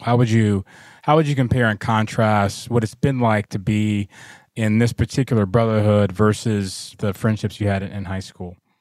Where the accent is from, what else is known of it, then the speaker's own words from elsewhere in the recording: Atlanta, Georgia, United States; moved away as an adult; I grew up in Atlanta